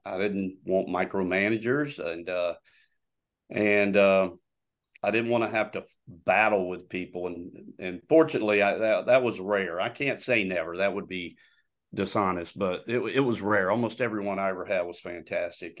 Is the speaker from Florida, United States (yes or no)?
yes; Florida, United States; moved away as an adult; also born or lived in Arkansas / North Georgia; I'm originally from Florida